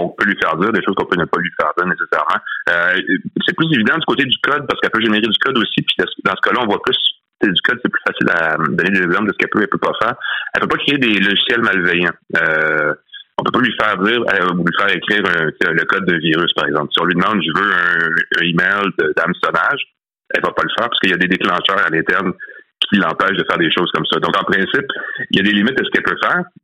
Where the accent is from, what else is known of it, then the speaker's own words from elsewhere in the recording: Quebec, Canada; nous, ici au Québec